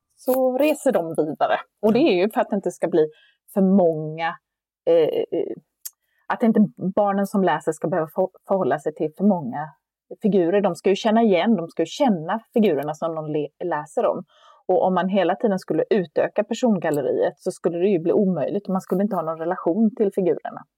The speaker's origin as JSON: {"language": "Swedish", "town": "Kalmar", "region": "Kalmar County", "country": "Sweden", "tie": "born or raised there", "said": "jag tittade väl på filmerna och läste någon Bamsebok hemma i Kalmar"}